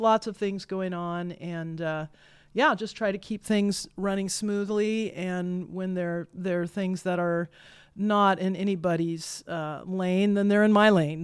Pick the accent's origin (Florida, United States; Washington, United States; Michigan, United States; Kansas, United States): Kansas, United States; now in Iowa, United States; I grew up in Kansas